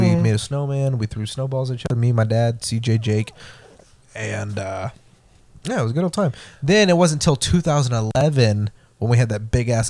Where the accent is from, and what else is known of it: Texas, United States; born or raised there